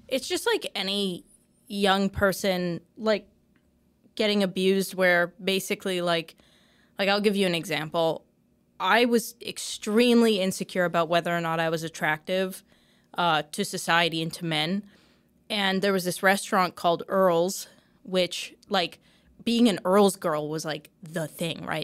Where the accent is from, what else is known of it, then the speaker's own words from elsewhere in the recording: Canada; I'm having a Canadian moment